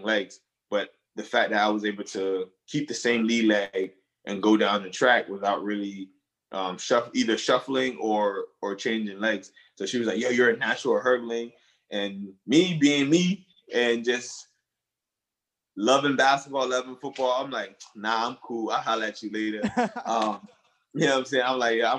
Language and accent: English; Upper Darby, Pennsylvania, United States; English is a second language; also born or lived in Monrovia, Liberia; growing up in Upper Darby